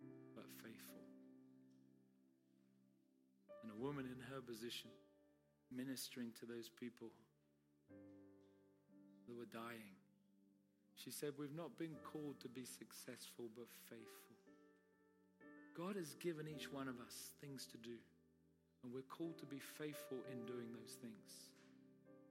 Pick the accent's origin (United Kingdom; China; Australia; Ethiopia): United Kingdom; I'm Brit.